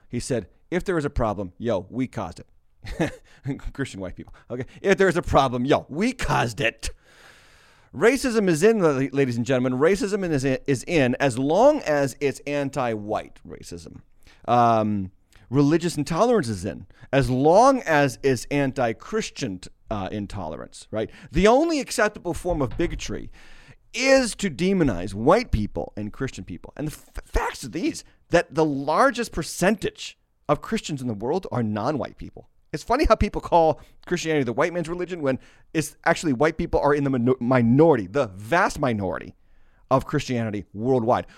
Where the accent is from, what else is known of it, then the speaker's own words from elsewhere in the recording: Massachusetts, United States; my home state of Barnstable, uh, of Massachusetts